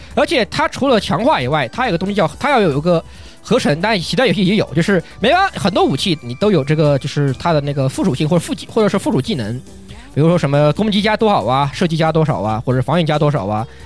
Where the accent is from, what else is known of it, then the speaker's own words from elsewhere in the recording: China; 在我们国，在中国